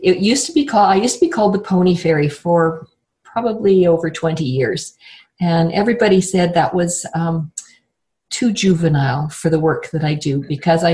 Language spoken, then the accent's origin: English; Banff, Alberta, Canada; I was born in Banff, Alberta. And there's not very many people that can sort of say that. Banff used to be a very tiny little tourist town. Mm. And when I was growing up